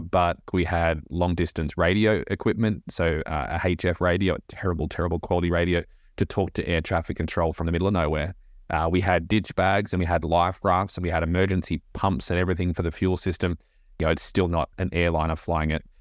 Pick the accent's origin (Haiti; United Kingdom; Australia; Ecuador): Australia; moved away as an adult; now in Nashville, United States; Aussie, born and bred, and Uh, grew up in a small beach town in Australia